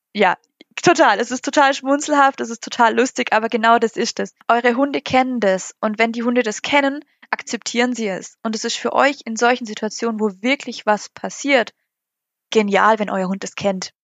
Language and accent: German; Germany; bei uns in Deutschland